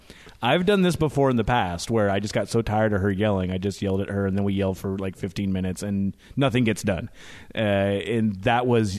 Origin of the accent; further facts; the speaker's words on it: University Place, Washington, United States; And I grew up in University Place, which was from a family that moved there in the 60s due to military.